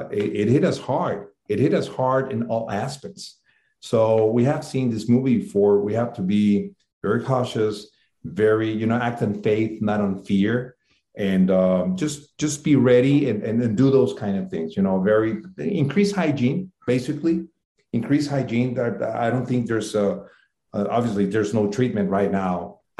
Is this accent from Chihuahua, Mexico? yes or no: yes; Ciudad Juárez, Chihuahua, Mexico; my hometown in Mexico, it's a border town with El Paso, Texas